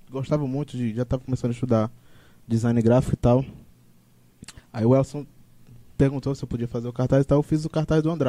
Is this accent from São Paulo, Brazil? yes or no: no; Cariri, Ceará, Brazil; moved away as an adult; also born or lived in Curitiba; Não, eu sou daqui.